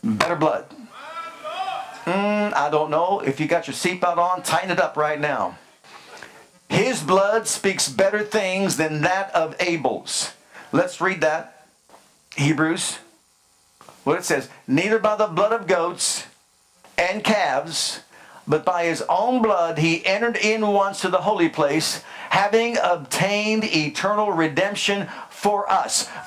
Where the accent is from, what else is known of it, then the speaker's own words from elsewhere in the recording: United States; I'm American, Italian. If I go by ancestry, I'm Greek.